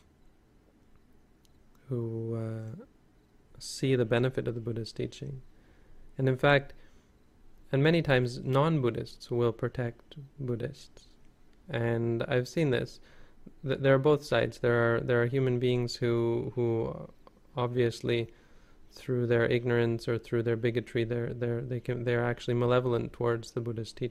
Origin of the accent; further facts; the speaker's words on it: Canada; As Canadians